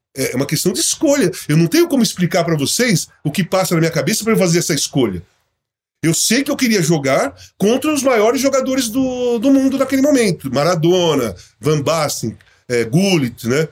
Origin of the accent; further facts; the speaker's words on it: Brazil; also born or lived in Portugal; sou brasileiro, e quando eu voltei para o Brasil é para assumir a minha posição de cidadão brasileiro